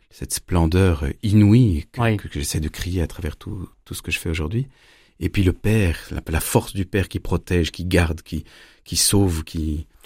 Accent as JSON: {"language": "French", "town": "Strasbourg", "region": "Grand Est", "country": "France", "tie": "born there", "said": "Bah, je suis né en 74 à Strasbourg de deux parents musiciens de très haut niveau. On a beaucoup déménagé"}